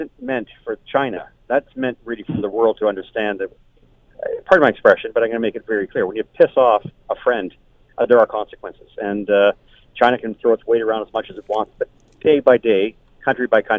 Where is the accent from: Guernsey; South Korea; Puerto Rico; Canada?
Canada; I'm a Canadian boy, and I love my country